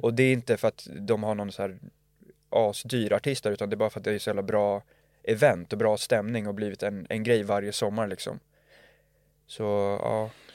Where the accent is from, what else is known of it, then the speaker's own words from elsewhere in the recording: Lidingö, Stockholm County, Sweden; vi var från Lidingö